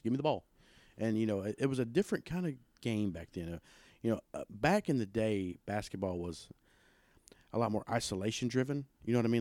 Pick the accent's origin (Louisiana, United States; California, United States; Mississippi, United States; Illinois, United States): Mississippi, United States; Pontotoc; I grew up in South Pontotoc.